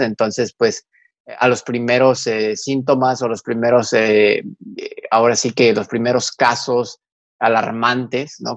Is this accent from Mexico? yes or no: yes; Mexico; tenemos como mexicanos